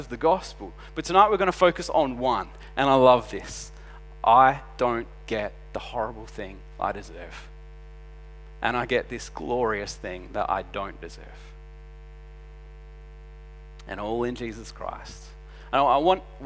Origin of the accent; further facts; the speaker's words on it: Adelaide, South Australia, Australia; we're from Adelaide